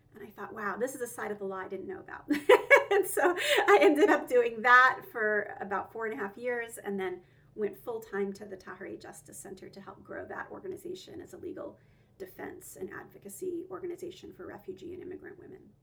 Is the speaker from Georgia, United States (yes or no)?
yes; Roswell, Georgia, United States; also born or lived in Alpharetta, Georgia; I grew up in Georgia. I grew up right outside of Atlanta in Roswell and then later Alpharetta.